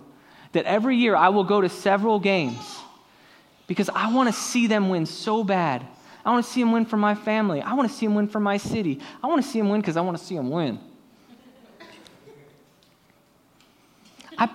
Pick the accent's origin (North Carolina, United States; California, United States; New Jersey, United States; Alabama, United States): California, United States; San Diego; my hometown Padres